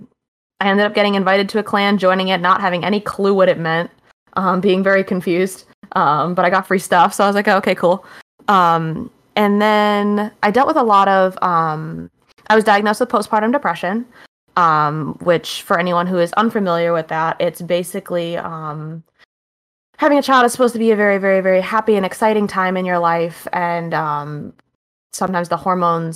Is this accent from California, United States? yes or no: no; Maine, United States; also born or lived in Buffalo, New York; we ended up moving back to my home state of Maine